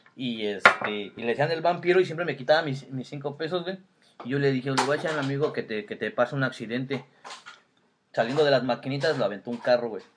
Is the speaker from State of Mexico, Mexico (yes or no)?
yes; Toluca, State of Mexico, Mexico; fue cuando llegamos a vivir al centro de Toluca y ya este, ahí nos quedamos